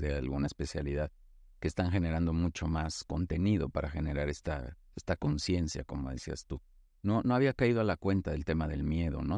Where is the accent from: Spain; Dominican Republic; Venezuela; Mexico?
Mexico; soy mexicano